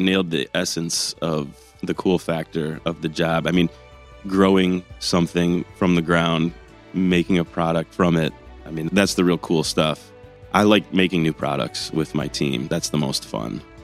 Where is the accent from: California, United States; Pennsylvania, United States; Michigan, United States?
Michigan, United States; Ann Arbor; moved away as an adult; also born or lived in Oxford, Ohio / Barrington, Illinois / Abu Dhabi, United Arab Emirates; now in Northern Michigan, United States; I grew up in Ann Arbor